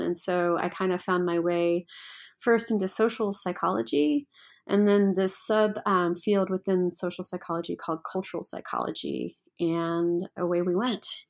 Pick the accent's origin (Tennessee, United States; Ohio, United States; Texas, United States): Tennessee, United States; Memphis; I grew up in Memphis, Tennessee